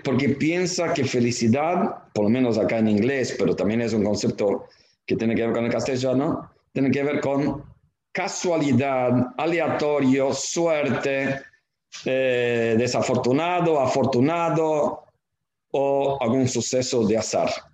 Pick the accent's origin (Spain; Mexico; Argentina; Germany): Argentina; como argentinos